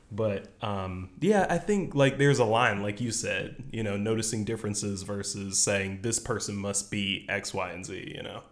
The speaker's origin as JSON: {"language": "English", "region": "the South", "country": "United States", "tie": "born or raised there", "said": "growing up in the South"}